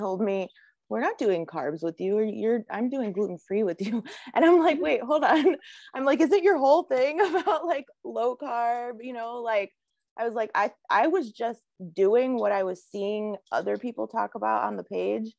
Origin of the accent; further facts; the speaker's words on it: Chicago, Illinois, United States; I'm from Chicago